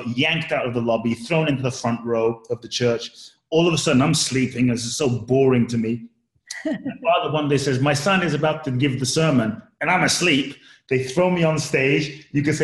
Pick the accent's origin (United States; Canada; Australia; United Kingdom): United Kingdom; London; also born or lived in Ghana; I grew up in London